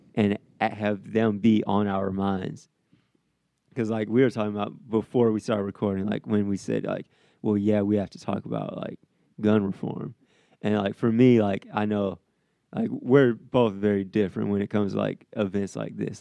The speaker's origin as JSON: {"language": "English", "region": "Midwest", "country": "United States", "also_born_or_lived": "the South", "lives_now": "Iowa, United States", "said": "I'm from the Midwest"}